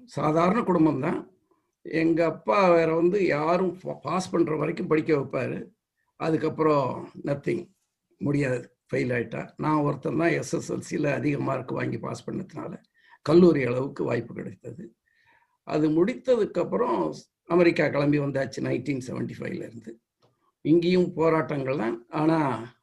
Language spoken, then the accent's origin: Tamil; Vadakandam, Tamil Nadu, India; moved away as an adult; also born or lived in Mannargudi / Chennai / Chengalpattu / New York; now in United States; என்னுடைய பின்புலம் என்று சொன்னால் தஞ்சை மாவட்டத்தில் திருவாரூருக்கு அருகில் வடகண்டம் என்கிற ஒரு கிராமம்